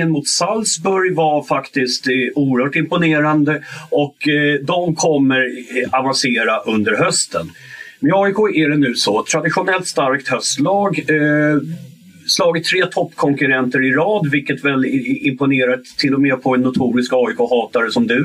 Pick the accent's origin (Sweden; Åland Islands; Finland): Sweden; Gothenburg, Västra Götaland; Göteborg måste vinna, Göteborg måste vinna. Jag är göteborgare, jag kommer från Göteborg.